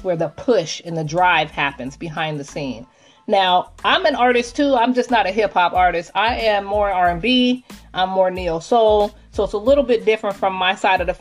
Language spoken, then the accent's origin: English; Seattle, Washington, United States; I'm from Seattle, Washington